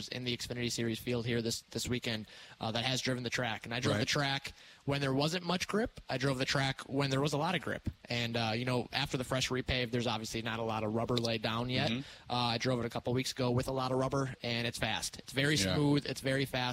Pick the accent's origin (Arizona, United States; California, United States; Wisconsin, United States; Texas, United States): Wisconsin, United States; Dousman; I grew up racing at Badger Car Club in Dousman, so I'm very fortunate. I still live around here